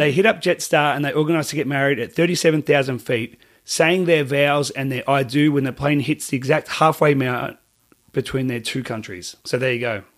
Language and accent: English; Australia; I'm Australian